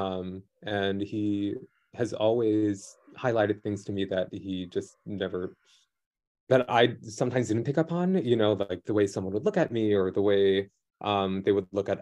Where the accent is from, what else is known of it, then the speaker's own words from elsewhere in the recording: New York City, New York, United States; growing up in New York City school public system